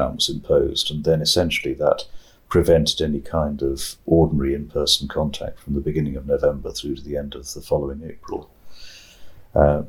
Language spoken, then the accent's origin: English; England, United Kingdom; this Englishman